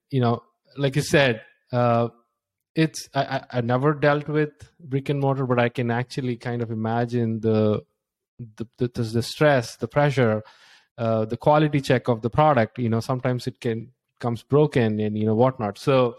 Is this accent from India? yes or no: yes; India; now in United States; I was like just like getting a job in the US. I came from India and I spent like with a friend $16,000.